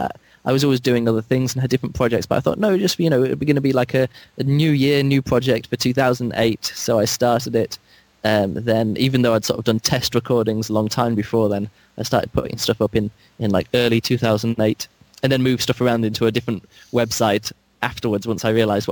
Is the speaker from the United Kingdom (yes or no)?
yes; England, United Kingdom; I'm from England